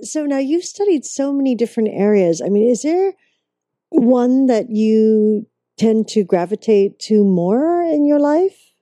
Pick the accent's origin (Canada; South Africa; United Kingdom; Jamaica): Canada; I'm actually a Canadian girl